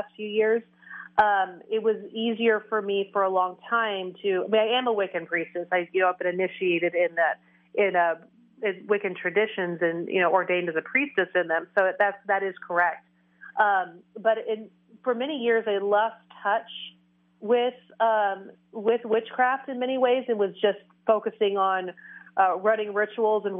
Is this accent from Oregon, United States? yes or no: yes; Oregon, United States; also born or lived in Tennessee; we moved from Tennessee to Oregon when I was 6 years old